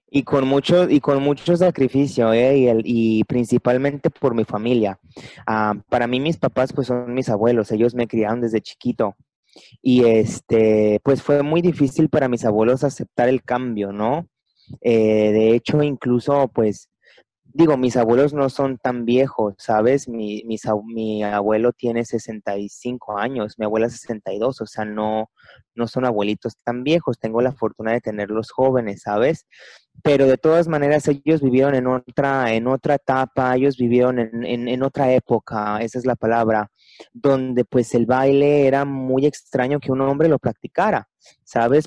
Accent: Puerto Vallarta, Jalisco, Mexico; soy originario de Puerto Vallarta, Jalisco, México

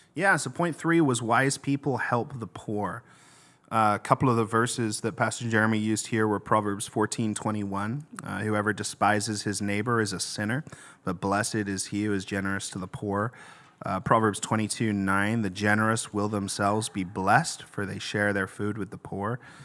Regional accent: England, United Kingdom; moved away; I'm from England originally

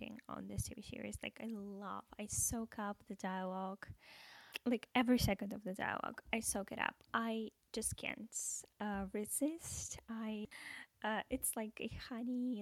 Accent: Russia; English is a second language; moved away as an adult; also born or lived in America; now in United States; I'm from Russia, and I moved to America about a year ago

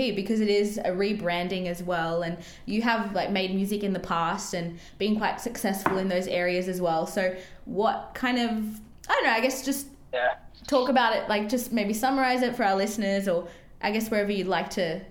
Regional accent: Sydney, New South Wales, Australia; we've both grown up in Sydney

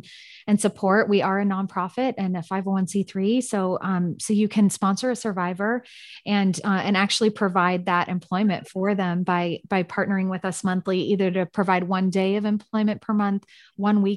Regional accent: San Francisco, California, United States; now in Austin, United States; I'm from San Francisco.

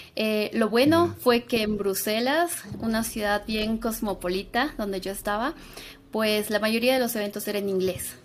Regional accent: Sucre, Chuquisaca, Bolivia; moved away as an adult; also born or lived in Cochabamba, Bolivia; yo soy de Sucre, Bolivia

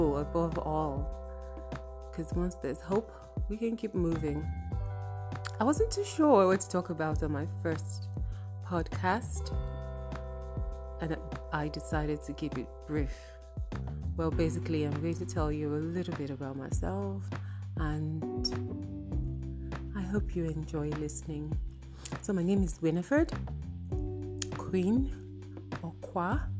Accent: Benue, Nigeria; I'm from Benue State

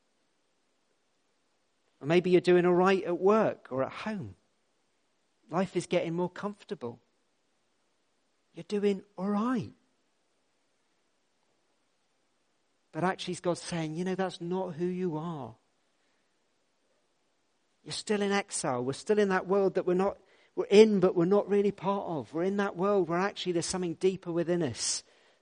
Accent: Redruth, South West England, United Kingdom; now in Salisbury, United Kingdom; My hometown of Redruth.

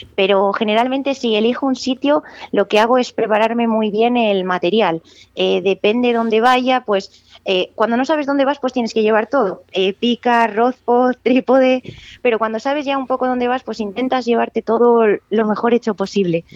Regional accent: Benavente, Castile and León, Spain; soy de Benavente, tengo la gran suerte de estar rodeada de ríos

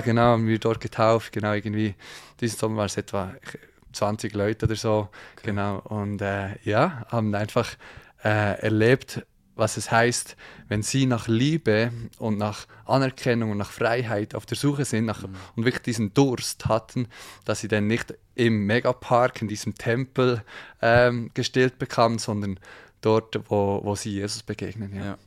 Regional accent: Thun, Bern, Switzerland; aus der Schweiz, man hört es vielleicht. Ähm, ja, ich wohne, ich wohne im, äh, oder aufgewachsen im Berner Oberland, in Thun

